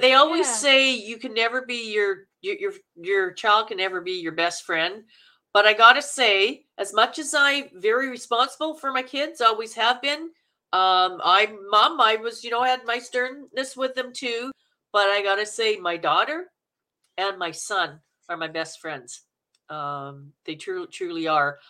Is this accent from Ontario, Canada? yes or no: no; Manitoba, Canada; accent: Canuck; now in Vancouver, Canada; I'm from Manitoba.